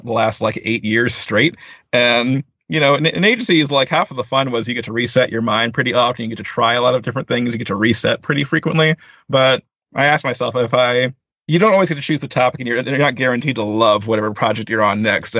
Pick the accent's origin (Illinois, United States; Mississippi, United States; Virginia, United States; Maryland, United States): Virginia, United States; Northern; moved away as an adult; also born or lived in Arlington, Virginia / Washington, D.C.; now in California, United States; I grew up in Northern Virginia. I've lived in like, you know, the Arlington, D.C. kind of metro area my entire life